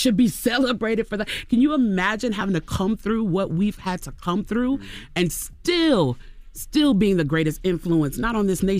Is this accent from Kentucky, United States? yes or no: no; Chicago, Illinois, United States; now in Atlanta, United States; Yeah, but I've lived in Atlanta now longer than I lived in Chicago. Okay. So I feel like, you know, I'm an AT alien now.